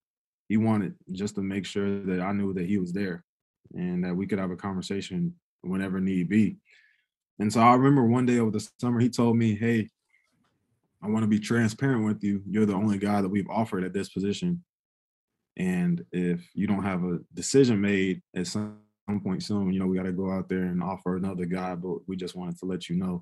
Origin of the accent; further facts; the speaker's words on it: North Carolina, United States; now in Oklahoma, United States; being from North Carolina